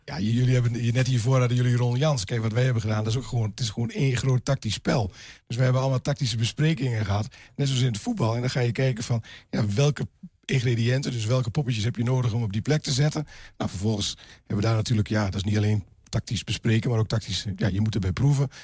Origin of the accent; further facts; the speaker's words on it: Glanerbrug, Overijssel, Netherlands; En ik ben inderdaad inwoner van Glanenbrug